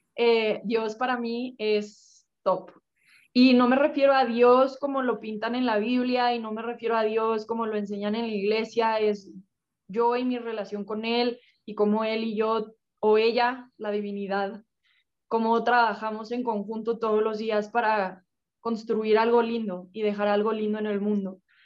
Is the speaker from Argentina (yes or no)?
no; Mexico; somos cinco mexicanas Así que también estoy contenta de poder representar a México